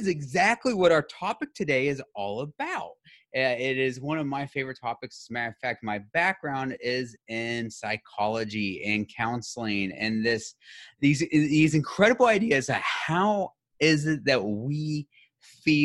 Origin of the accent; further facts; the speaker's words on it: United States; as somebody who grew up in the United States, I've never learned a different language